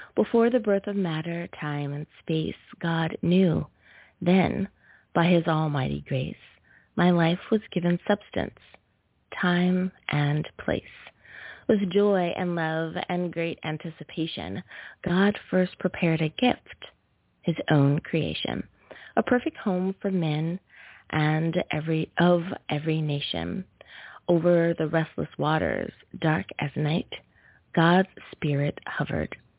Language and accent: English; United States; my home country, good old USFA